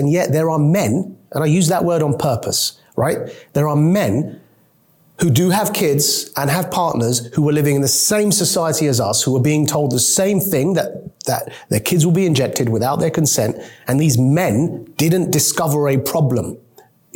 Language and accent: English; United Kingdom; also born or lived in Pakistan; I was born in Britain. My mom is a immigrant from Pakistan, and she, from the age of 0 to 3, took me to Pakistan